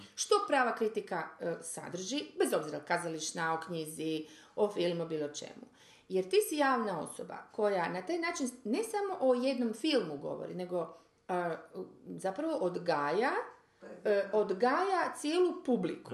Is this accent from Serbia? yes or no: no; Croatia; mi smo, ajde, Hrvati